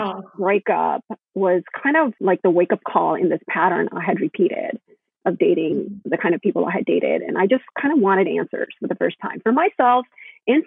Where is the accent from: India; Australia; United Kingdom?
India; Gujarat; moved away as an adult; now in Chicago, United States; I was actually born in India. I spent half my life there. I moved here when I was 19.